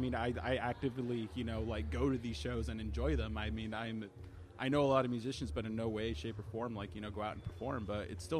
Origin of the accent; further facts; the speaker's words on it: Salinas, California, United States; moved away as an adult; I'll always have this perspective of Salinas being my hometown, I mean, for the good and the bad.